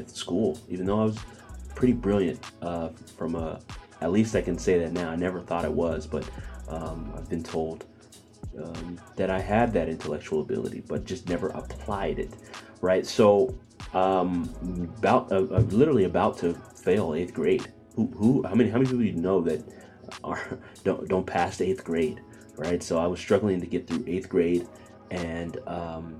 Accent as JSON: {"language": "English", "town": "Bakersfield", "region": "California", "country": "United States", "tie": "born or raised there", "also_born_or_lived": "Ghana (parents' origin)", "moved": "yes", "lives_now": "Philadelphia, United States", "said": "raised in Bakersfield, California"}